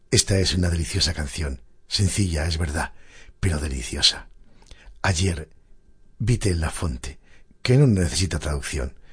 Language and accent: Spanish; Asturias, Spain; moved away; Al menos a mí, que siendo asturiano y estando fuera de mi querida tierra, escuchar estas cosas es como un verdadero bálsamo para mi corazón.